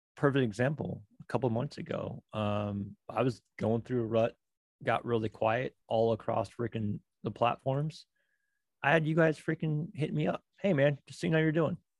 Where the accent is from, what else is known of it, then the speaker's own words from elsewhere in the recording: Oregon, United States; moved away; also born or lived in New York; I'm from Oregon